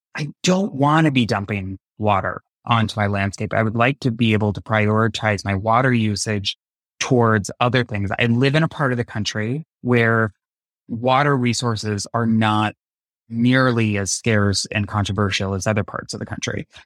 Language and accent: English; United States; growing up in high school in the nineties, it was small town U S A.